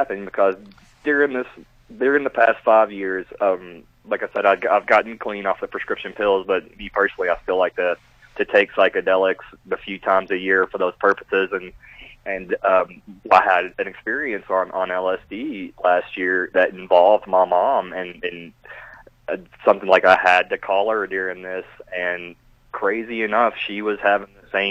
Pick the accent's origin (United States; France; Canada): United States; Kentucky; moved away; I'm from Kentucky originally